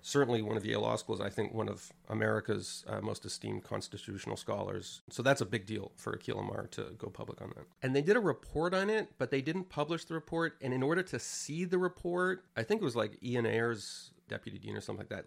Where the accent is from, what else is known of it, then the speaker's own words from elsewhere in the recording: Canada; moved away as an adult; I came from Canada, which is a pretty progressive place.